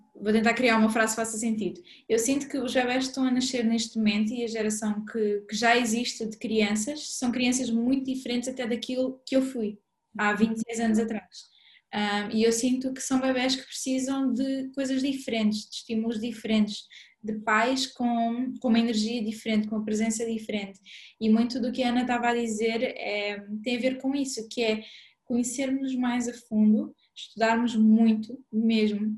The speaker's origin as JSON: {"language": "Portuguese", "country": "Mozambique", "tie": "born or raised there", "moved": "yes", "said": "eu cresci em Moçambique"}